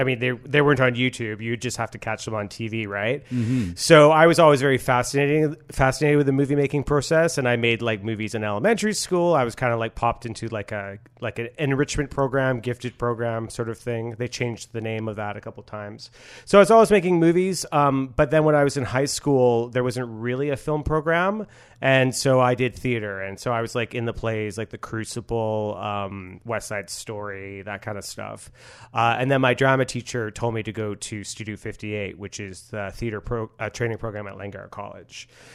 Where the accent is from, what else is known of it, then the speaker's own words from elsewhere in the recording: Port Coquitlam, British Columbia, Canada; accent: suburban; When I arrived at drama school, like, which was in Vancouver, I was from Port Coquitlam, and they said that I sounded very suburban.